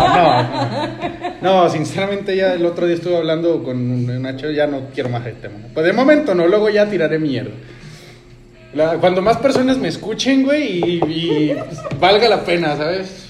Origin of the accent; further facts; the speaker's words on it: Mexico; aquí en México